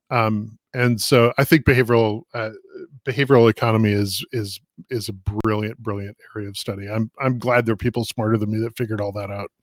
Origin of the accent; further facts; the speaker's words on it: Minneapolis, Minnesota, United States; I grew up in Minneapolis, um, and we're, we're having a racial justice issue here in, in Minnesota right now